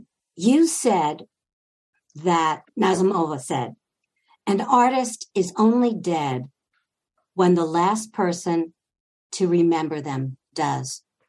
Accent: Long Island, New York, United States; I'm a Long Island girl.

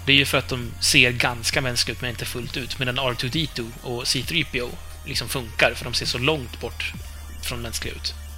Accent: Uppland, Uppsala County, Sweden; accent: Uppland dialect; also born or lived in Hälsingland; jag är upplänning

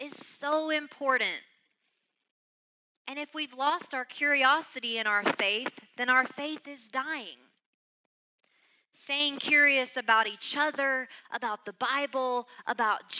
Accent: Arkansas, United States; accent: Southern; When someone asks me where I'm from, I say Arkansas

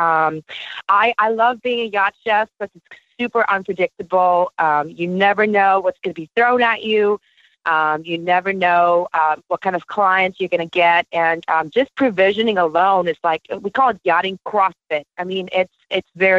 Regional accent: South Africa; also born or lived in Mississippi / Boston; now in Fort Lauderdale, United States; from South Africa

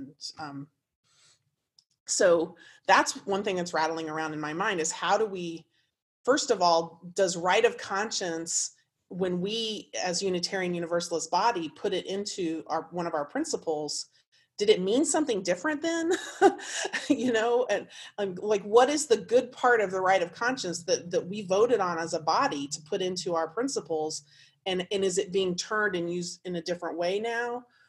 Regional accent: Indiana, United States; Particularly, I came from Indiana. I lived there for 17 years.

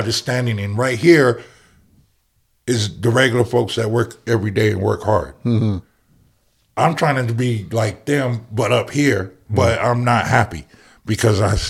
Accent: United States; I'm from the Valley, dude. I'm from I'm from Hacienda, and one street was a whole bunch of cholos

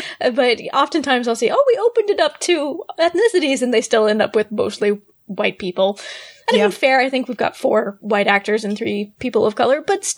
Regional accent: England, United Kingdom; I can totally, I'm from England, I could totally do a British accent.

